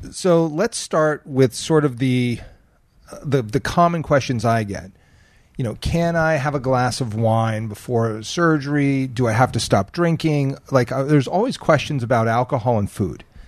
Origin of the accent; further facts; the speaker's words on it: New Jersey, United States; now in California, United States; I'm from Jersey